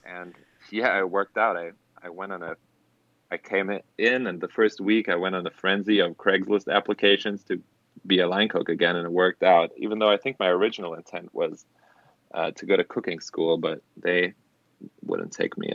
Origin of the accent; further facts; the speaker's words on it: Germany; English is a second language; moved away as an adult; now in Los Angeles, United States; I'm actually born and raised in Germany